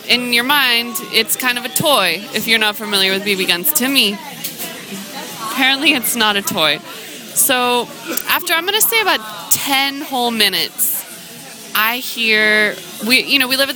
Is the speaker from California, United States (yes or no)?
no; Seattle, Washington, United States; I grew up in Seattle during the WTO riots, but I was in high school at the time